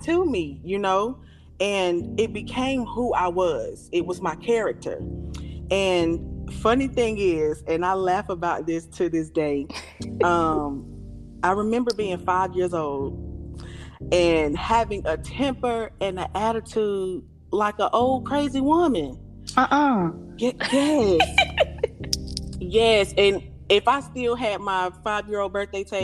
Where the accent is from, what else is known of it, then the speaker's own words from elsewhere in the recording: Raleigh, North Carolina, United States; now in Apex, United States; I'm from Raleigh, North Carolina. I currently reside in Apex, North Carolina